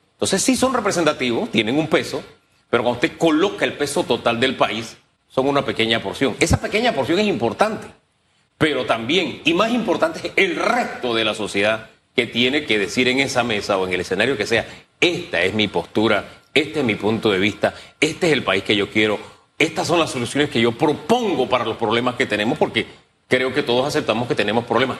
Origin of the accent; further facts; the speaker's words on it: Panama; Yo como panameño lo digo, simplemente como panameño y como uno más